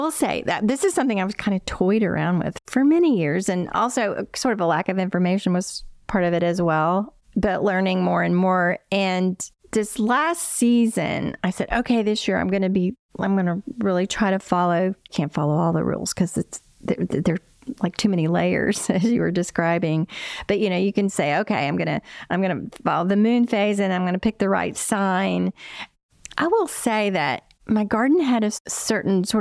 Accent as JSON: {"language": "English", "region": "Appalachia", "country": "United States", "tie": "born or raised there", "said": "I grew up in Appalachia, and my childhood in the 60s and 70s"}